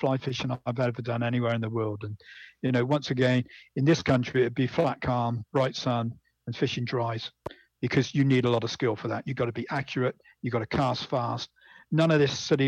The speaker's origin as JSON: {"language": "English", "town": "Bridgwater", "region": "South West England", "country": "United Kingdom", "tie": "born or raised there", "said": "I was brought up in Bridgewater in Somerset in England"}